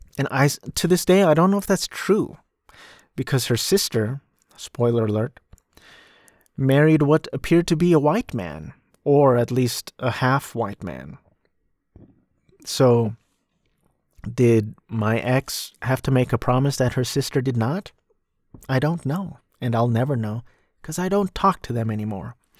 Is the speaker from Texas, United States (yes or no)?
no; Orange County, California, United States; also born or lived in New Jersey; I grew up in California and I've been Cal-, in California ever since I was two